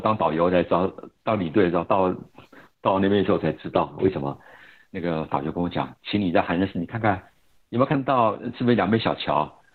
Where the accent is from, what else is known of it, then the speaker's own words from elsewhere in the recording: Taiwan; 我们台湾人说以前这个叫做汉文